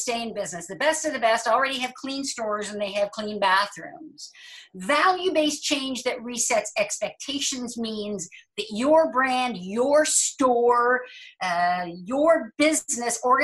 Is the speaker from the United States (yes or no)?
no; Halifax, Nova Scotia, Canada; I was born in Halifax.